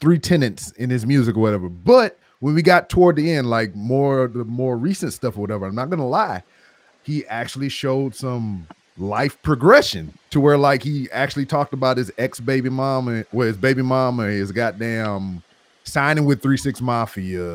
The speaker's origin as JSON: {"language": "English", "region": "Louisiana", "country": "United States", "said": "that's my home state"}